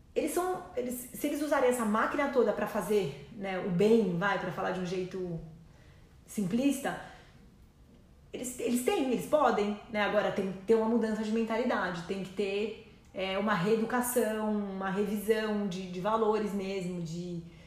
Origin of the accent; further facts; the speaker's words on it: Brazil; eu sou brasileira